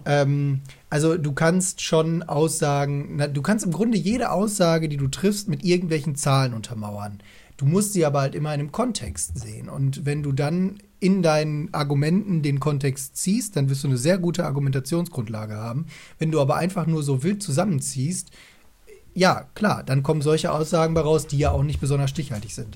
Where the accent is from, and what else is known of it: Essen, North Rhine-Westphalia, Germany; moved away